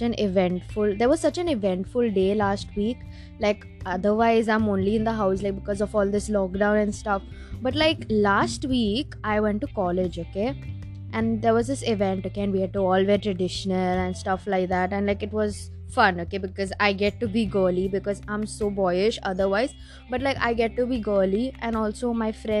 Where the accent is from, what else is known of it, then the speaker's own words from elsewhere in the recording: India; I'm Indian